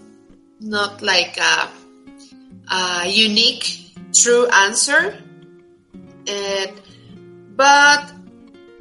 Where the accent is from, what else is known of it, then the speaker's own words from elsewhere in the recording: Tuxtla Gutiérrez, Chiapas, Mexico; moved away as an adult; I'm from Chiapas, from Tuxtla Gutiérrez. All my education from elementary school until college has been there in Chiapas